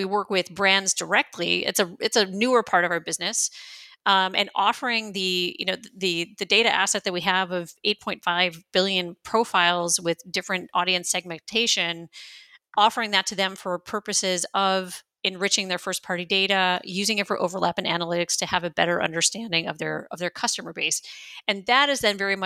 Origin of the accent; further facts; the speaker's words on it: United States; moved away as an adult; now in Berlin, Germany; I am an American who's been living in Germany, in Berlin, for the last 22 years.